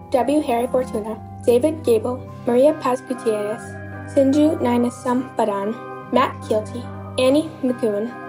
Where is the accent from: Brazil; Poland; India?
India; from India.